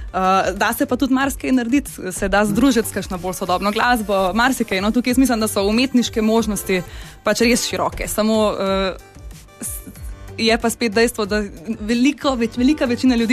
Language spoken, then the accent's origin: Slovenian; Ljubljana, Slovenia; jaz sem iz Ljubljana